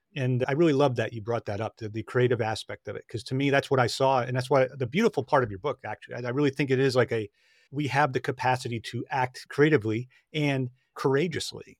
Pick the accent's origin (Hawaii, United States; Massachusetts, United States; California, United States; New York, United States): New York, United States; Long Island; when I was a child, I grew up on Long Island in New York